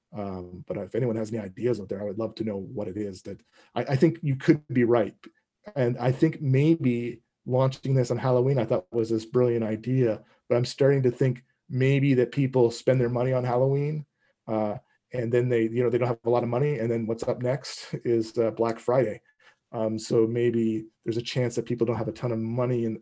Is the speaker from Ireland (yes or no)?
no; East Coast of Canada, Atlantic Canada, Canada; moved away; I'm originally from the East Coast of Canada.